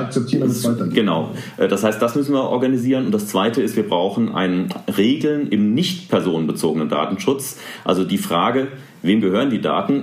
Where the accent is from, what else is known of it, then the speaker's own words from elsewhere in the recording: Rhineland-Palatinate, Germany; hier in Rheinland-Pfalz, wo ich herkomme